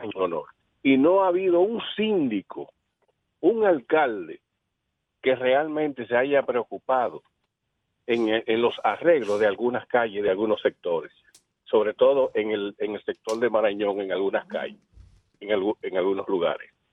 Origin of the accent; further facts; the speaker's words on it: Santo Domingo Norte, Distrito Nacional, Dominican Republic; yo soy de Santo Domingo Norte.